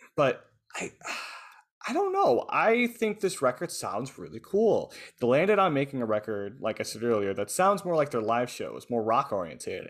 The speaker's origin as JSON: {"language": "English", "country": "United States", "said": "I'm American"}